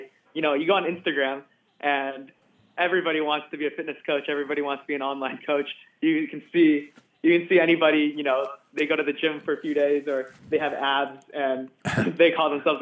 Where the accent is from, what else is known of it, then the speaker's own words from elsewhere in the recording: Southern California, United States; Southern California. I've lived here pretty much my whole life